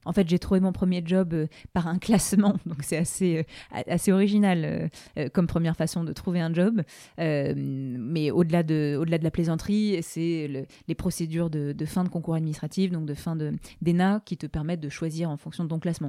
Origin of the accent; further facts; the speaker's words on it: Aix-en-Provence, Provence-Alpes-Côte d'Azur, France; moved away; je suis exoise donc je suis d'Aix-en-Provence. Je suis extrêmement attachée à la région.